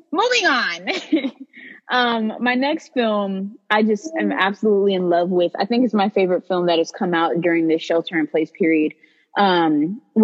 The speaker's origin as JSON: {"language": "English", "area": "Bay Area", "region": "California", "country": "United States", "said": "us Bay Areans refer to San Francisco as the city"}